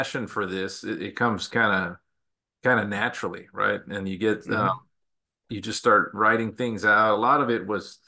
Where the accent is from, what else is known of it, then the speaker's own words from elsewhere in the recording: El Paso, Texas, United States; also born or lived in Las Vegas, Nevada; now in San Antonio, United States; I'm originally from Texas. I actually from El Paso, Texas.